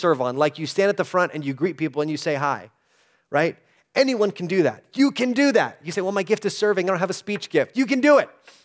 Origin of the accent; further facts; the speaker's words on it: El Paso, Texas, United States; I grew up in El Paso